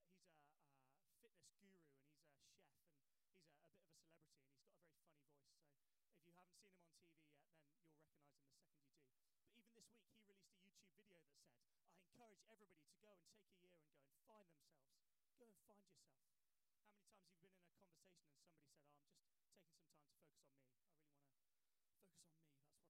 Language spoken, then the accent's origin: English; England, United Kingdom; I might even introduce myself as English